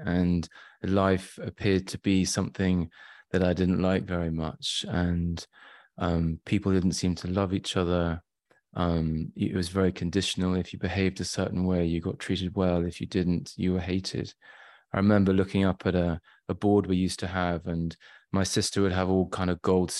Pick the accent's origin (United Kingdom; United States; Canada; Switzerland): United Kingdom; Shrewsbury, West Midlands; born there; I was born in Shropshire, Shrewsbury, and then, which is in the middle of England, sort of on the west side.